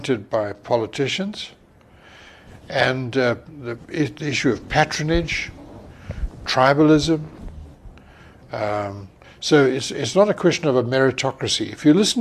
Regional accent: Umzinyatini, Matabeleland South, Zimbabwe; also born or lived in Bulawayo; I was born in Bulawayo, and I was raised in a place called Umzinyatini, near Mbalabala

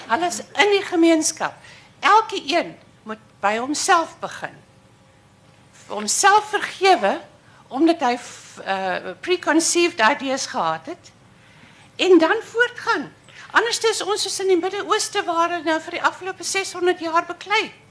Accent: United States; Afrikaans is a second language; now in Stellenbosch, South Africa; ek is 'n Amerikaner en ek bly nou hierso.

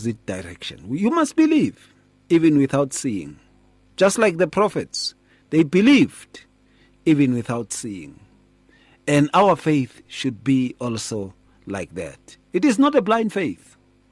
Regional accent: Atteridgeville, Gauteng, South Africa; When we were growing up in Attridgeville

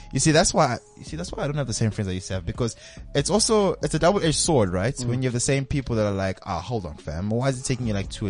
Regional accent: Benoni, Gauteng, South Africa; also born or lived in Midrand

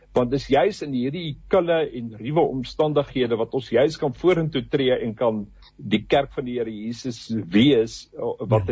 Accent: South Africa; ons as as Afrikaners

